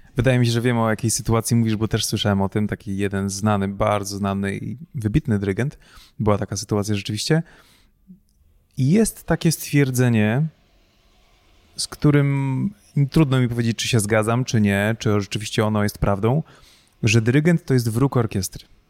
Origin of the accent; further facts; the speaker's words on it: Pułtusk, Masovian Voivodeship, Poland; no z Półtuska